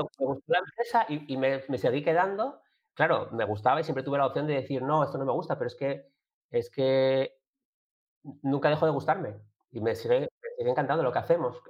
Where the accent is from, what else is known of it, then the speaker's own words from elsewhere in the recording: Gijón, Asturias, Spain; yo soy de Gijón, como decían algunos, de Gijón de toda la vida